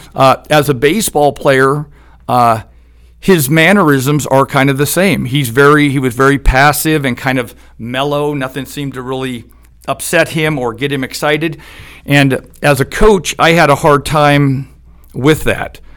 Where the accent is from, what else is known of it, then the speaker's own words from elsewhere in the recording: Eugene, Oregon, United States; I'm from Eugene, Oregon